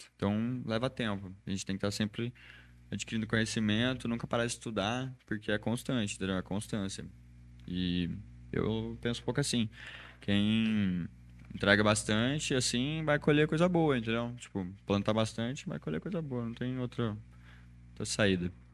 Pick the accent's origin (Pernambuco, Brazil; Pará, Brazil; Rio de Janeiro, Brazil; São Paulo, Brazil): São Paulo, Brazil; Espírito Santo do Pinhal; E eu nasci lá, é, chama Espírito Santo do Pinhal, fica dividido com Minas.